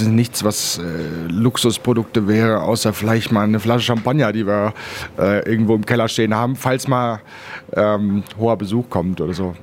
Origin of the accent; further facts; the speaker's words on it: Bielefeld, North Rhine-Westphalia, Germany; also born or lived in Berlin; now in Switzerland; geboren in Berlin, äh, aufgewachsen äh, hauptsächlich in Bielefeld